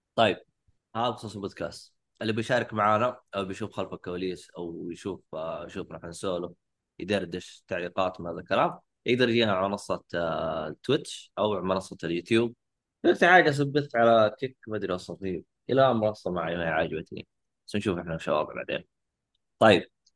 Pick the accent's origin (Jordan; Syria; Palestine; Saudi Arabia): Saudi Arabia; عندنا في السعودية